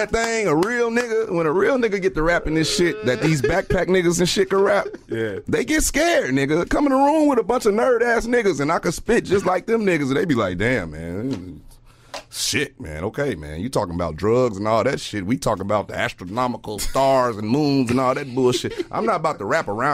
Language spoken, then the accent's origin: English; Gary, Indiana, United States; I'm from Gary, Indiana, nigga. I'm, you know, the east side